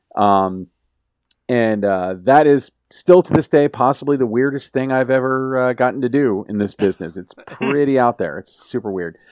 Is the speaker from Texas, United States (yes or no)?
no; Orlando, Florida, United States; I grew up in Orlando, out of Tampa